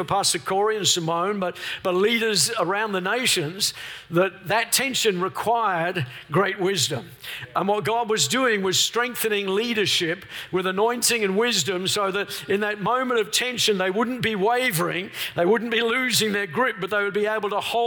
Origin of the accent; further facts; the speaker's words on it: Melbourne, Victoria, Australia; We're from Melbourne, the lockdown capital of the world